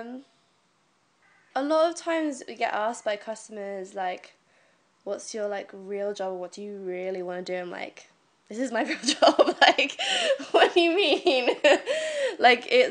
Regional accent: Devon, South West England, United Kingdom; moved away as an adult; now in London, United Kingdom; I'm originally from Devon. And I've been living in London almost 11 months now.

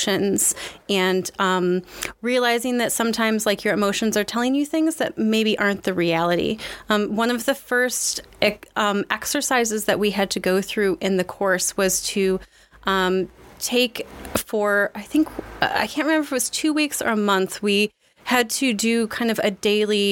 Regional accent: Southwest Michigan, United States; moved away as an adult; also born or lived in Chicago; now in Toulouse, France; I grew up in very rural Southwest Michigan.

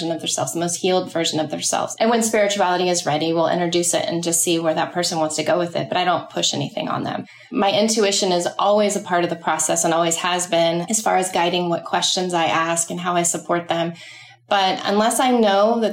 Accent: Dallas, Texas, United States; moved away as an adult; also born or lived in New York City; now in Charleston, United States; I'm from Dallas, Texas, and I left there when I was 18

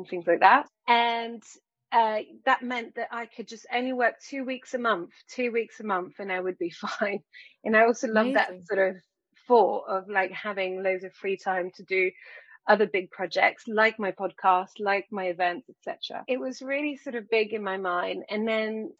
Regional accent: France; moved away; I grew up in France

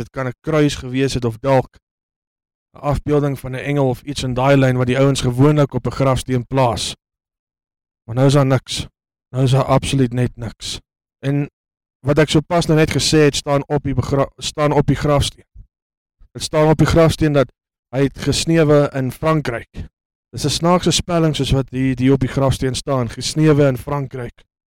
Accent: South Africa; also born or lived in Johannesburg / Lichtenburg; ek is die eerste Suid-Afrikaner

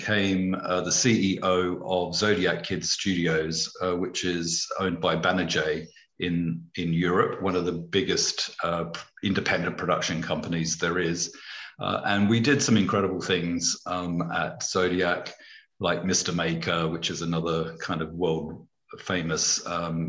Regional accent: Australia; moved away as an adult; also born or lived in United Kingdom; I'd never really been outside Australia apart from one trip to Fiji

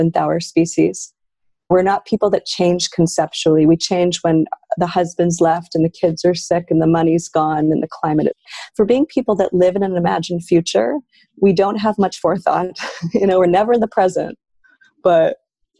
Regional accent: Canada; as a Canadian

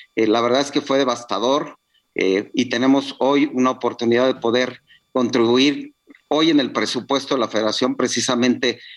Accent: Tula region, Hidalgo, Mexico; La región de Tula, que es de donde yo soy originario

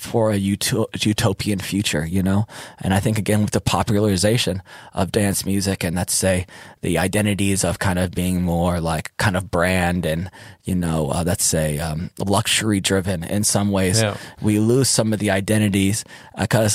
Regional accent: Detroit, Michigan, United States; moved away as an adult; also born or lived in Berlin; now in Ibiza, Spain; I'm from Detroit

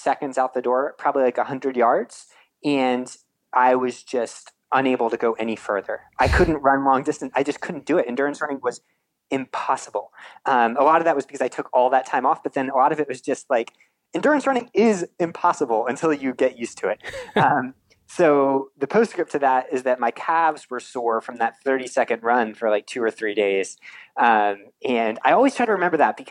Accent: Eastern Shore of Maryland, United States; moved away; I grew up on the Eastern Shore of Maryland, which for anyone that's ever driven through there, it's like very farmlandy

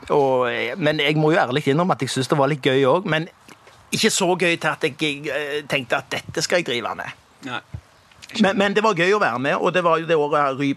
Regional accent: Stavanger, Rogaland, Norway; Jeg er fra Pedersgata, født i 1964.

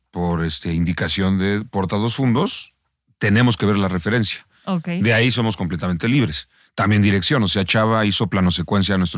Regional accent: Mexico; Yo, yo creo que nos, nos romantizamos los mexicanos al

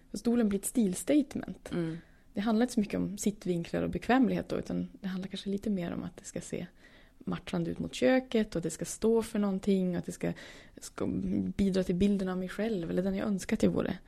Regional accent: Norrland, Sweden; kommer från Norrland

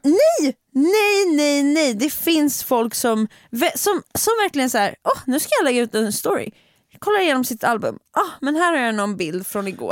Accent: Stockholm, Stockholm County, Sweden; jag är en stockholmare

